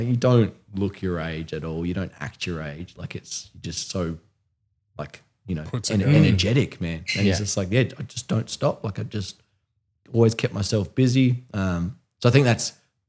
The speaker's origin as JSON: {"language": "English", "country": "Australia", "said": "I remember I was talking in like a Discord and just saying like I was from Australia"}